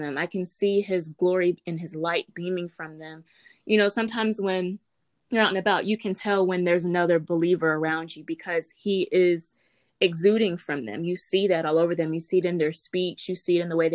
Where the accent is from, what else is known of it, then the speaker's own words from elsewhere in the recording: Greenville, North Carolina, United States; also born or lived in Charlotte, North Carolina; I am born and raised in Greenville, North Carolina